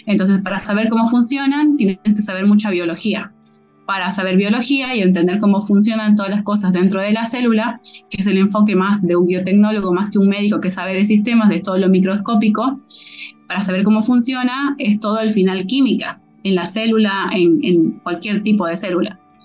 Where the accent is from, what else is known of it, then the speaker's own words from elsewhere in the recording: Bolivia; siendo boliviana